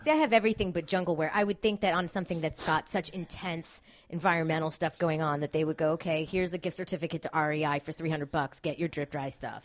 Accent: Miami, Florida, United States; I grew up in Miami

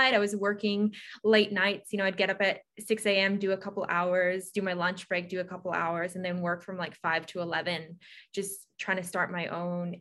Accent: Canada; moved away as an adult; also born or lived in Sydney, Australia; now in Australia; I am Canadian and I moved to Australia when I was 18.

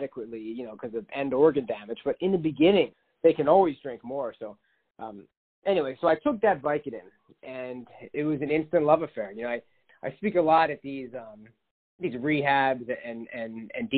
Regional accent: Philadelphia suburbs, Pennsylvania, United States; I grew up in the Philadelphia suburbs

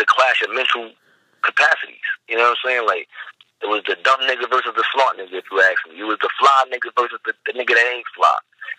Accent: New York City, New York, United States; I'm from the County of Kings.

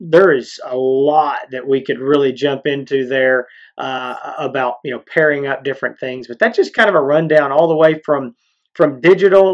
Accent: East Texas, United States; We're from East Texas

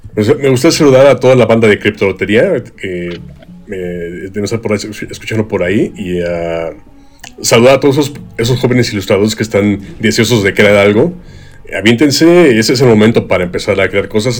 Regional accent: Mexico; a nosotros los mexicanos

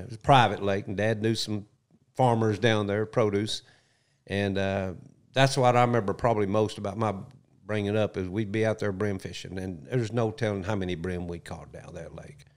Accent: Little Rock, Arkansas, United States; also born or lived in Bethany, Oklahoma; Southwest Little Rock

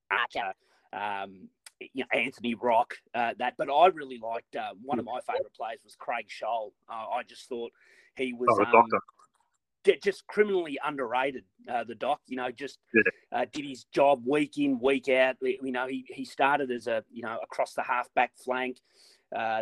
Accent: Melbourne, Victoria, Australia; I was born here in Melbourne in 71

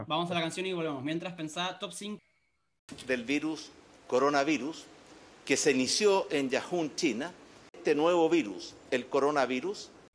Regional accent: Argentina; soy argentino

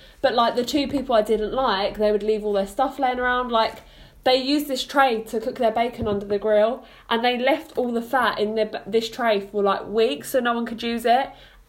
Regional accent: London, United Kingdom; moved away as an adult; now in Portsmouth, United Kingdom; we're from London Estates.

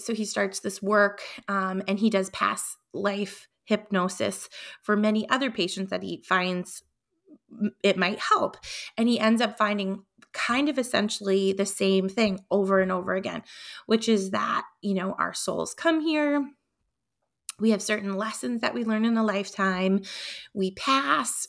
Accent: Concord, New Hampshire, United States; Concord, New Hampshire, my hometown

